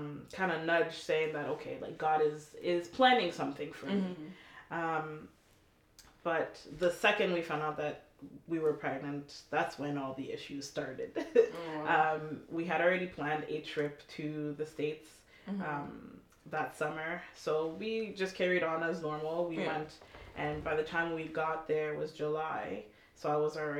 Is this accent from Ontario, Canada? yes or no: yes; Toronto, Ontario, Canada; also born or lived in Montreal; moved to Toronto when I was about 12